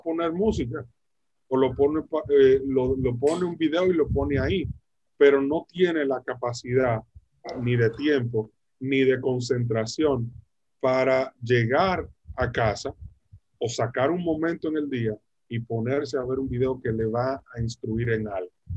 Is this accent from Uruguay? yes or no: no; Dominican Republic; en Dominicana, en mi país